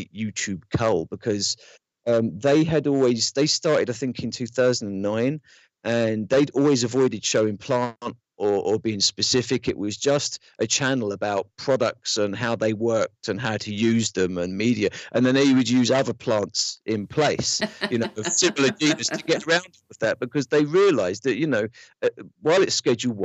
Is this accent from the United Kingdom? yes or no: yes; London, United Kingdom; moved away as an adult; now in United States; growing up in London